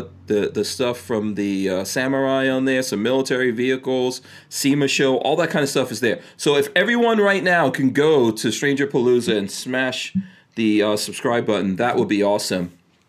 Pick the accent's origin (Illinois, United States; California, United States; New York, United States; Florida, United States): New York, United States; moved away; I grew up in New York.